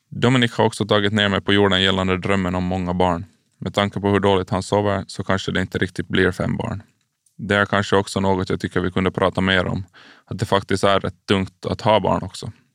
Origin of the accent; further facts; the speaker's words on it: Karis, Uusimaa, Finland; jag är uppvuxen i Karislaget BK46